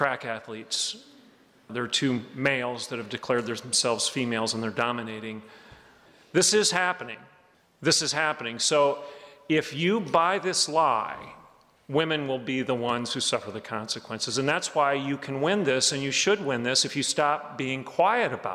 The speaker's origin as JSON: {"language": "English", "region": "Oklahoma", "country": "United States", "said": "I'm from Oklahoma."}